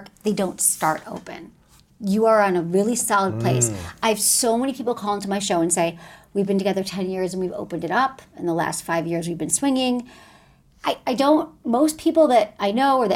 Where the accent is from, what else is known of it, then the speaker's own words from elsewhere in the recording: Michigan, United States; I'm from Michigan